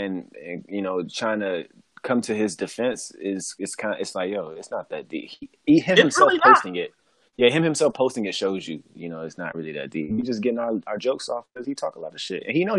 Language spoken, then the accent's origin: English; Oakland, California, United States; If I was growing up with Dame, and I'm from Oakland, and he from Oakland